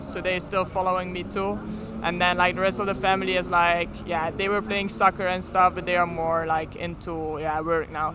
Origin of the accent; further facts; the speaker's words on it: Flanders, Belgium; accent: Flemish; first language Flemish; English is a second language; moved away; my first language is like Flemish. Then we learn like when we have when we are 10 years old, we start learning French